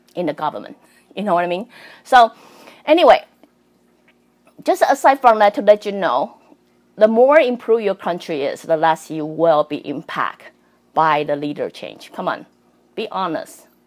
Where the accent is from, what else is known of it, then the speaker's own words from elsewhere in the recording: Taiwan; also born or lived in Canada; I'm Canadian and I'm Taiwanese.